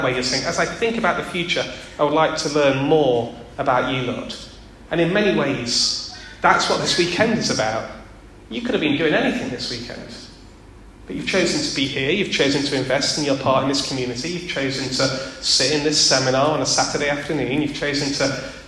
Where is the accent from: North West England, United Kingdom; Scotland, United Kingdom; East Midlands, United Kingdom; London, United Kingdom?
East Midlands, United Kingdom; Derby; I'm from Derby. I grew up in Derby.